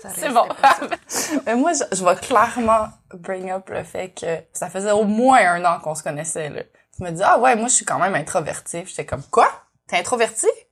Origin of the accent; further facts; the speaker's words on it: Montreal, Quebec, Canada; moved away as an adult; also born or lived in Kootenays, British Columbia; now in Nelson, Canada; Je suis aussi montréalaise d'origine je suis née et j'ai grandi à Montréal, puis j'ai déménagé dans les Kootenays en 2018